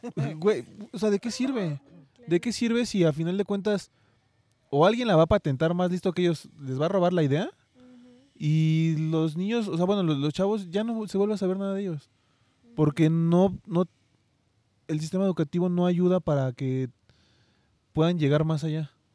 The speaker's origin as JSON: {"language": "Spanish", "country": "Mexico", "said": "también como mexicanos"}